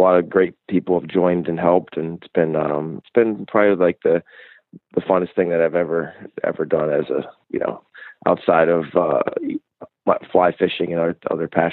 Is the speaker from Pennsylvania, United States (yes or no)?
yes; Port Allegany, Pennsylvania, United States; I grew up in Pennsylvania, in a little town called Rowlett in Potter County, Pennsylvania, which is the most rural county in the state